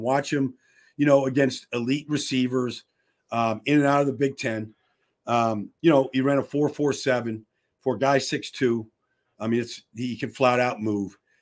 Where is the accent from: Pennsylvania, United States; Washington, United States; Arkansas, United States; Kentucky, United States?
Pennsylvania, United States; Pittsburgh; I'm from the Berg. I know all the high schools in Pittsburgh